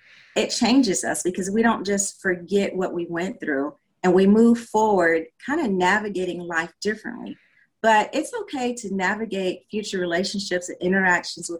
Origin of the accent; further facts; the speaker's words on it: South Carolina, United States; now in Georgia, United States; I'm originally from South Carolina. I currently reside in the state of Georgia.